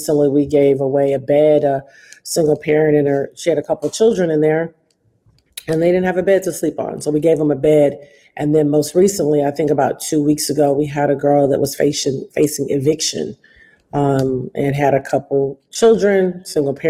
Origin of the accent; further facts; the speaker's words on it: Detroit, Michigan, United States; Detroit, and which is my hometown